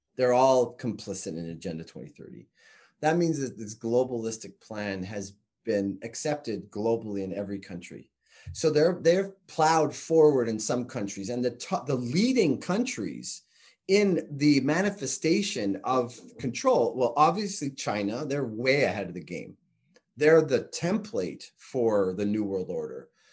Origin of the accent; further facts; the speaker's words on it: Canada; I'm Canadian